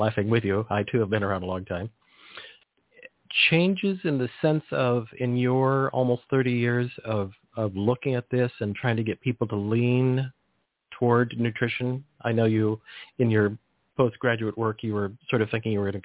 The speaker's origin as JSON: {"language": "English", "area": "Monterey Peninsula", "region": "California", "country": "United States", "tie": "born or raised there", "said": "as a kid, I grew up in the Monterey Peninsula in agricultural area"}